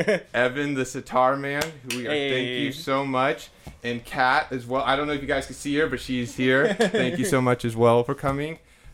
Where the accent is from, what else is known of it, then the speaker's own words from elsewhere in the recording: Sacramento, California, United States; I'm from Sacramento